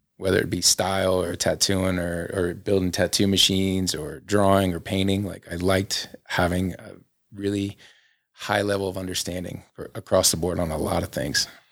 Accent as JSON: {"language": "English", "region": "Florida", "country": "United States", "tie": "born or raised there", "moved": "as an adult", "lives_now": "Salt Lake City, United States", "said": "there was this area where I grew up in Florida"}